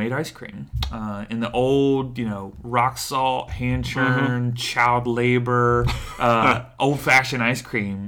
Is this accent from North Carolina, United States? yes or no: yes; Stokesdale, North Carolina, United States; now in Raleigh, United States; I grew up in a small town called Stokesdale, right outside Greensboro